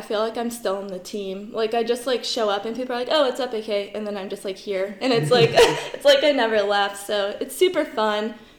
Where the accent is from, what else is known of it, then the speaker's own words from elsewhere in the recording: Blacksburg, Virginia, United States; I'm from Blacksburg.